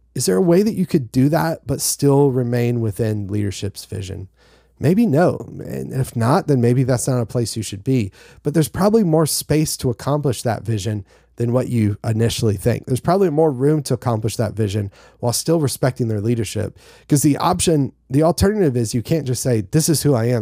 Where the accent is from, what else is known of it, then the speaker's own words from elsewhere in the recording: North Carolina, United States; I'm from North Carolina